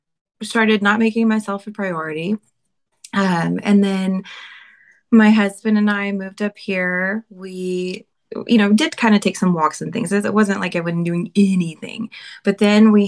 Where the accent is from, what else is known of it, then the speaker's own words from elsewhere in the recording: Arkansas, United States; moved away as an adult; I'm from Arkansas, so if you hear an accent, that's why.